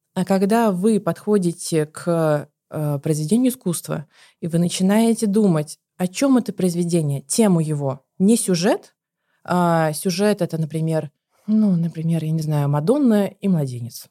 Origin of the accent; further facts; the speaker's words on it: Saint Petersburg, Russia; я еще из Петербурга